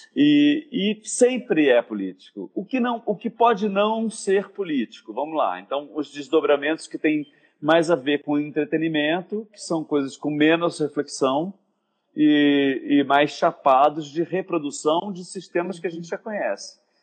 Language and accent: Portuguese; Rio de Janeiro, Brazil; eu vim da Tijuca, né, de uma, um colégio de, de padre, com um pai juiz, uma mãe dona de casa, classe média alta